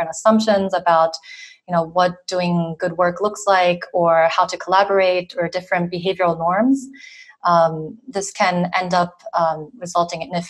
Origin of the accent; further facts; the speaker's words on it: South Korea; moved away as an adult; also born or lived in Boston, United States; now in France; I'm from South Korea originally, but I spent a lot of time in the U.S. living and studying there, mostly in Boston for over 10 years.